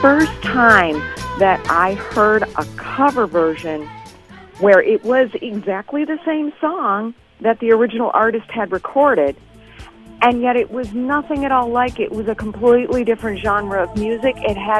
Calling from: Evanston, Illinois, United States; I'm calling from Evanston.

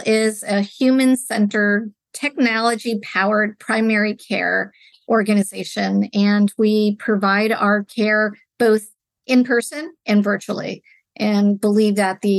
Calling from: California, United States; I am joining from the Bay Area in California, just south of San Francisco, where our company is based out of San Francisco, California.

